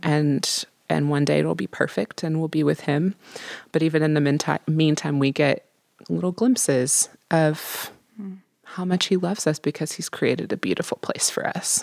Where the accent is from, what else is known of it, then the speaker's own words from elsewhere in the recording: Midwest, United States; I'm from the Midwest